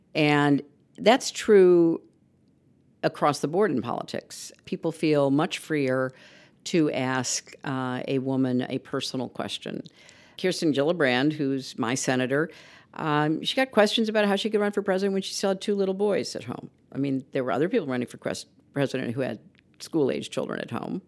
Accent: United States; As an American

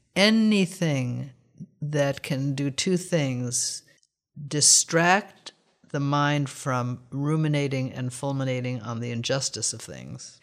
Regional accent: United States; We are American Westerners

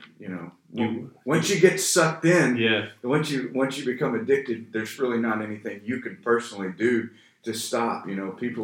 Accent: Oklahoma, United States; moved away as an adult; also born or lived in California; now in Texas, United States; I grew up in Oklahoma.

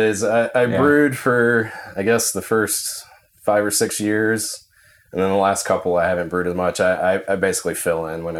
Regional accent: North Carolina, United States; moved away as an adult; I grew up in North Carolina.

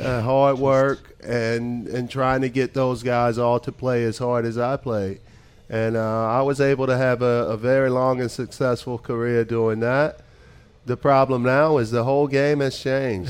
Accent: United States; moved away as an adult; now in Belgium; as an American

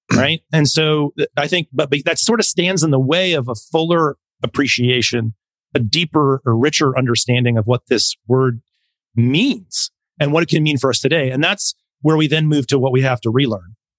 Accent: Montana, United States; moved away; I'm originally from Montana. So I'm a very yes. proud, yes, very proud Montanan.

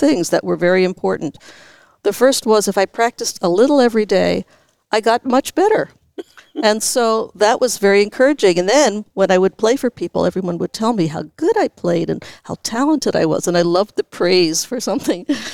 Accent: Philadelphia, Pennsylvania, United States; also born or lived in Santa Rosa, California / New York; now in San Francisco, United States; Actually, I was born in Santa Rosa, but when I was about four, my family moved to Philadelphia, where both of my parents had been from, and that's where I started the cello in public school in Philadelphia.

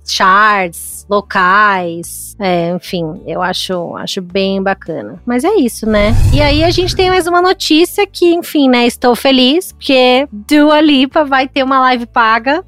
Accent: São Paulo, Brazil; como paulista

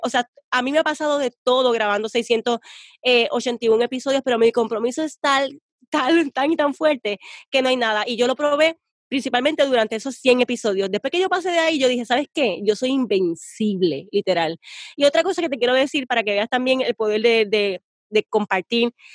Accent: Puerto Rico; yo soy bien puertorriqueña

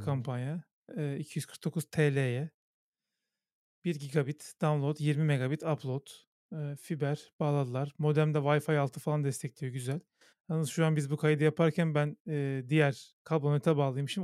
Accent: Istanbul, Turkey; Benim annem babam da İstanbul e, doğumlu. E, yani çok iki kuşaktır, üç kuşaktır İstanbulluyuz biz

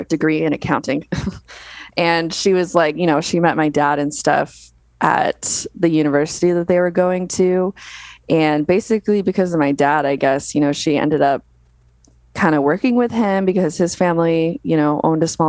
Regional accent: Las Vegas, Nevada, United States; I was born and raised in Las Vegas

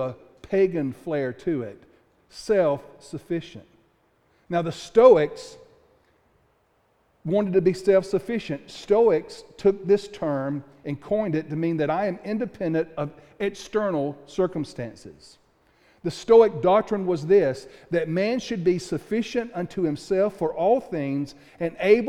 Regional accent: Pickens, South Carolina, United States; I'm from Pickens, South Carolina

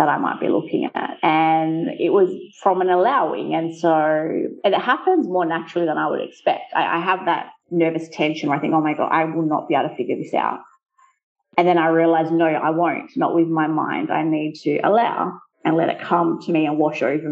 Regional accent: Australia; first language English; moved away as an adult; now in Italy; growing up in Australia, but with Italian family as well

